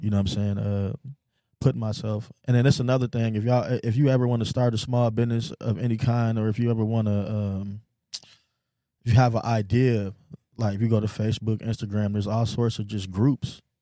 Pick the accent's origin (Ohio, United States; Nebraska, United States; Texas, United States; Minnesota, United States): Texas, United States; Houston; moved away; also born or lived in North Lansing, Michigan; I was from the hood. I was from a little bitty town called Cloverleaf in Houston, Texas